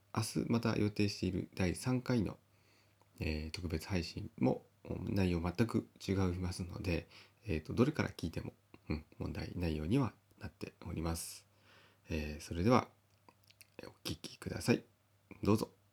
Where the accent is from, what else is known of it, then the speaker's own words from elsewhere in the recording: Kita-Uonuma area, Niigata, Japan; 私はあの北魚沼地方で、えー、同じ魚沼の方でも、まあ、若干地方が違うんですけども